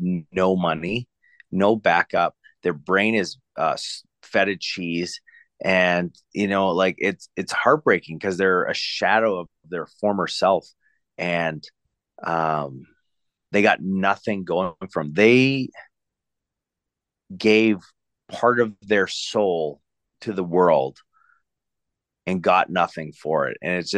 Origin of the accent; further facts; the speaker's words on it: Canada; I'm Canadian